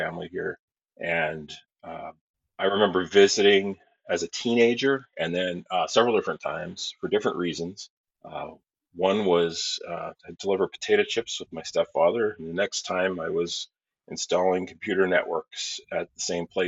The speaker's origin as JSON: {"language": "English", "region": "Pennsylvania", "country": "United States", "tie": "born or raised there", "also_born_or_lived": "Southwest Germany", "moved": "as an adult", "lives_now": "New Hampshire, United States", "said": "I grew up, it's kind of northeastern Pennsylvania near the Scranton area"}